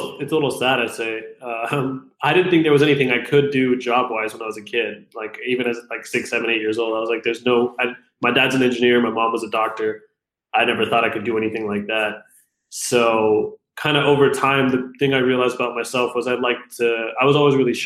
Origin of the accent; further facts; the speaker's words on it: Fremont, California, United States; also born or lived in Pakistan / Toronto, Canada / Calgary, Canada / Fairfield, California; now in Los Angeles, United States; When I was 10, we moved to a small town called Fairfield in California, which is closer to, it's about an hour north of San Francisco. And then not long after that, we moved to Fremont, California, and that's where I stayed from the time I was about 10 to 22